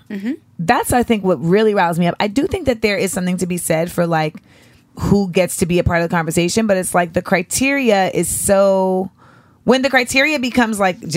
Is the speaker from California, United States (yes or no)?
no; Michigan, United States; moved away as an adult; also born or lived in New York; now in Los Angeles, United States; So I grew up in Michigan.